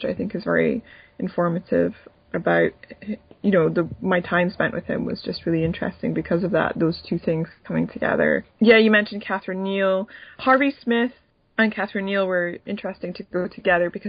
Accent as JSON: {"language": "English", "town": "Edinburgh", "region": "Scotland", "country": "United Kingdom", "tie": "born or raised there", "moved": "yes", "said": "I wanted to go to Edinburgh, my hometown"}